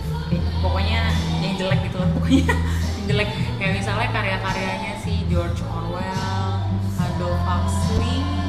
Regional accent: Depok, West Java, Indonesia; Saya sebagai warga Depok

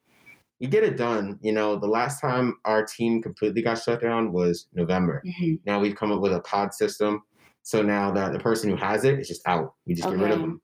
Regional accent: Denver, Colorado, United States; moved away; I'm from Denver

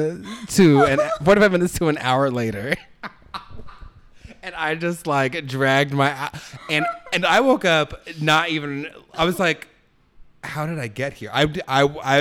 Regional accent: Orange County, California, United States; I grew up in Orange County

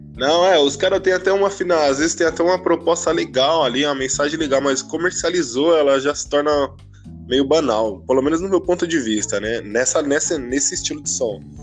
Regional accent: Barueri, São Paulo, Brazil; São Paulo, aqui Zona Oeste, né? Mas, pra ser mais exato, em Barueri

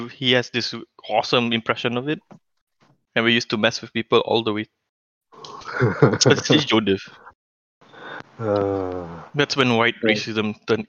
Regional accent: Malaysia; I'm from Malaysia.

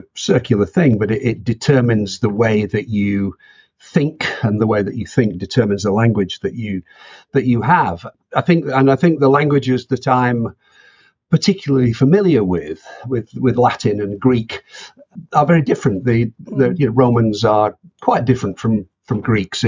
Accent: Halifax, Yorkshire and the Humber, United Kingdom; moved away as an adult; also born or lived in Bristol; now in Oxford, United Kingdom; I lived there until I went to university.

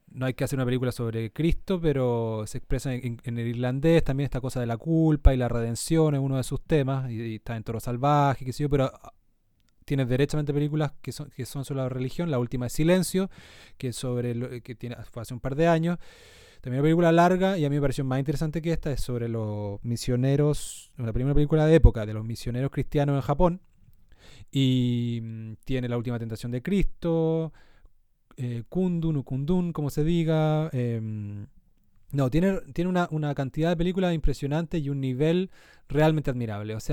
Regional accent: southern Chile, Chile; moved away; En el sur, de donde yo vengo

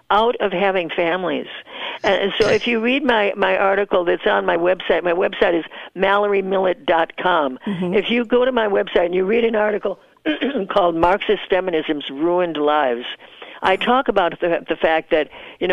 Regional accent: United States; moved away as an adult; also born or lived in Southeast Asia; I was so proud of being an American

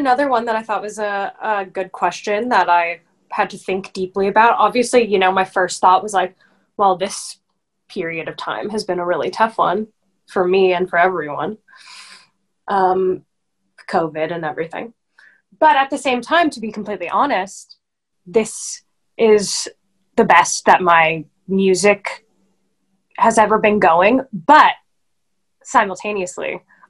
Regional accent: Los Angeles, California, United States; Hollywood, baby.

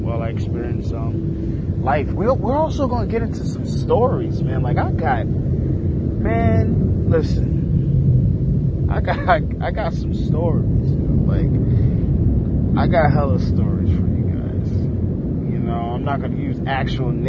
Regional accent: New York, United States; New York native

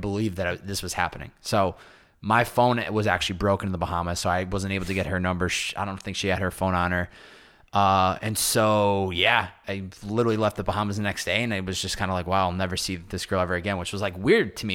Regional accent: Massachusetts, United States; I'm from Massachusetts

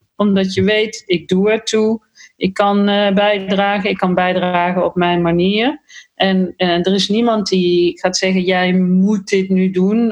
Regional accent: Netherlands; ik ben een Nederlander.

